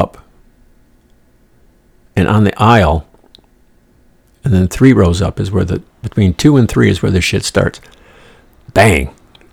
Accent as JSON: {"language": "English", "region": "New York", "country": "United States", "moved": "yes", "said": "I'm from New York"}